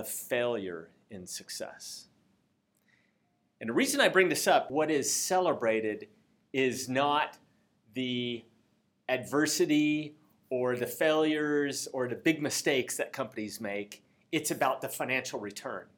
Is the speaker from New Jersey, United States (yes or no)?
no; Seattle, Washington, United States; When I grew up in Seattle